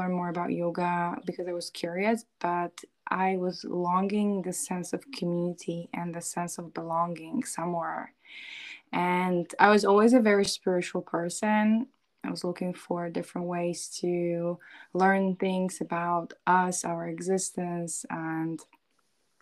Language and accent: English; Poland; moved away; also born or lived in New York City, United States; I'm actually right now in Poland, where I'm originally from. I used to live in New York City for many years, and I moved back to Poland, to my hometown, which is northeast part of Poland, not far from Warsaw